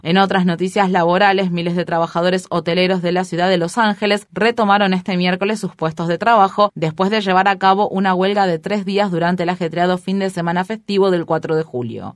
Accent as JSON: {"language": "Spanish", "country": "Israel", "said": "soy un israelí"}